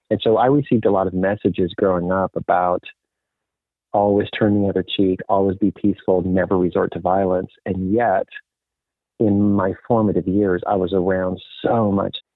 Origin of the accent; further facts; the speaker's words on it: DR Congo; moved away; also born or lived in Botswana; I was raised a Mennonite missionary kid in Africa. My parents I grew up in Africa and lived in a couple different places. One was Zaire, which is the Democratic Republic of Congo.